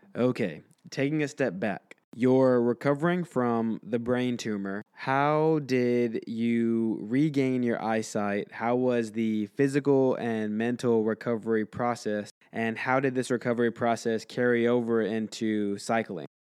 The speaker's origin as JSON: {"language": "English", "region": "Texas", "country": "United States", "tie": "born or raised there", "said": "the Texan coming out in me"}